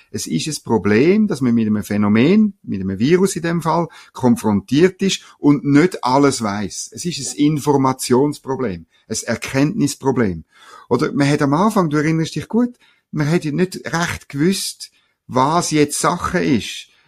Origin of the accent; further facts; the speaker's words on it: Bern, Switzerland; es hat in Gstaad oben, sage ich jetzt als Berner, hat's noch schöne, sicher noch schöne Anwesen